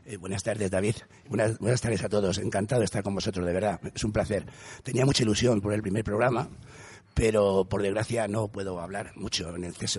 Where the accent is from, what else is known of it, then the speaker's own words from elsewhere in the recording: Castile and León, Spain; en mi pueblo que había 200 hay 30